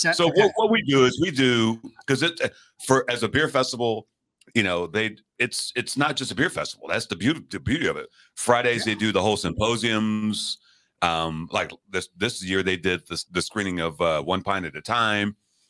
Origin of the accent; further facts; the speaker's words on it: London, United Kingdom; New York City reminds me of, because I'm born and raised in England, grew up in London.